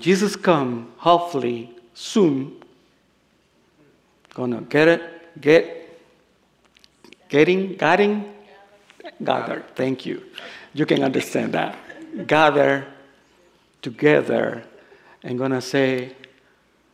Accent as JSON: {"language": "English", "country": "El Salvador", "also_born_or_lived": "Los Angeles, United States", "accent": "Salvadorian", "second_language": "English", "moved": "yes", "said": "I come from El Salvador."}